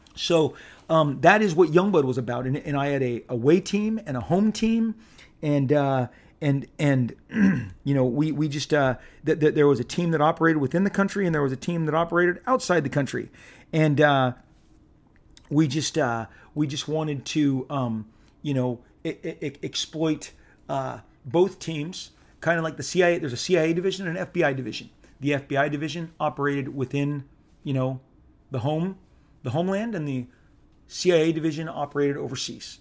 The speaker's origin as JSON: {"language": "English", "region": "Southern California", "country": "United States", "tie": "born or raised there", "said": "growing up in Southern California"}